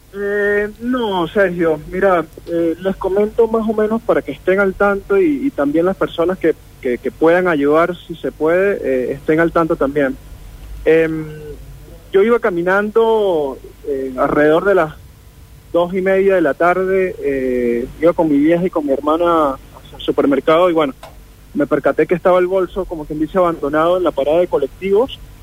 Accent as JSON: {"language": "Spanish", "country": "Venezuela", "moved": "yes", "said": "de Venezuela"}